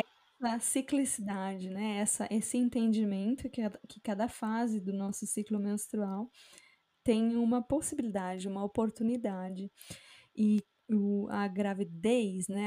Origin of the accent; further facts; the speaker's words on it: Brazil; moved away; eu sou brasileira, meu marido é sul-africano